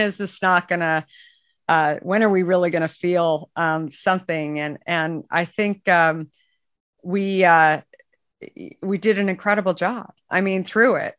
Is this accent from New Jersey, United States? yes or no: no; Arizona, United States; moved away; I grew up in Arizona